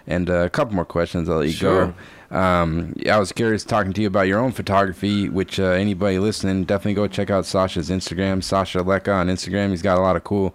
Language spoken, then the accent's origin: English; Boston, Massachusetts, United States; I'm from Boston